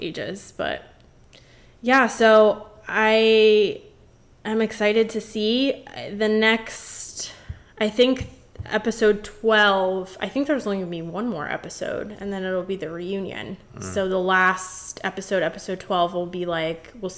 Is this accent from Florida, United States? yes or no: yes; Florida, United States; I was born and raised in Florida. I've lived here my whole life.